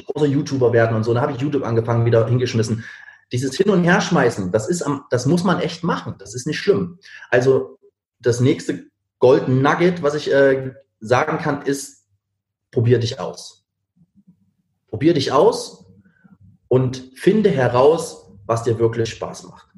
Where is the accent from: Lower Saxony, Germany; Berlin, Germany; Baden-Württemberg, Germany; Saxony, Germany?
Berlin, Germany; Ich komme eigentlich aus Berlin